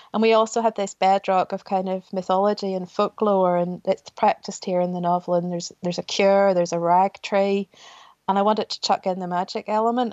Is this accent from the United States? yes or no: no; Ballymena, Northern Ireland, United Kingdom; I was born in 1980 in Ballymena, and it was still a very strong Paisley town in those days